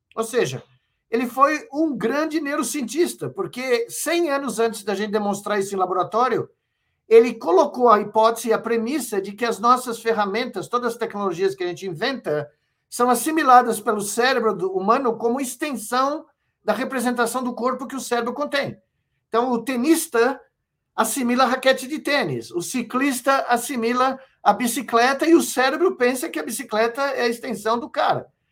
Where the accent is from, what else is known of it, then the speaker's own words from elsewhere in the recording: São Paulo, Brazil; eu cresci aqui em Moema, no quintal e na biblioteca dela